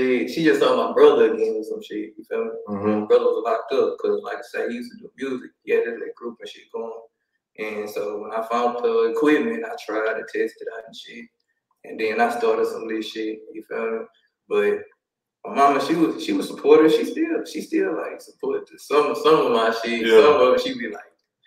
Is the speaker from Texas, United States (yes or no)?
yes; Houston, Texas, United States; I'm on the north side, but I grew up in 59 by Rosewood, Homestead area too